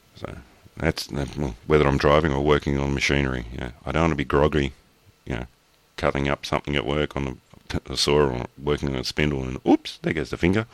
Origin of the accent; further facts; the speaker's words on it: Australia; I'm Australian